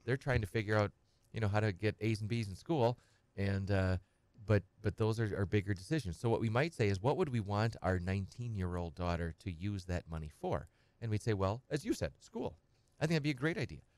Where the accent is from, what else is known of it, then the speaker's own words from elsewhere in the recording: Edgar, Wisconsin, United States; grew up on a small farm. I'm from Edgar and, uh, uh, kind of a hobby farm